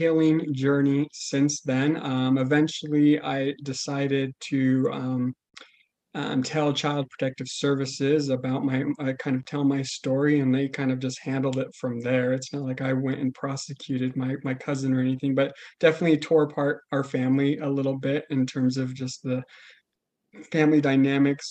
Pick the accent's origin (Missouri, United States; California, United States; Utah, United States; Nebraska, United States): Utah, United States; Logan; also born or lived in Colorado; I grew up in Logan, Utah. I pretty much lived in Utah most of my life.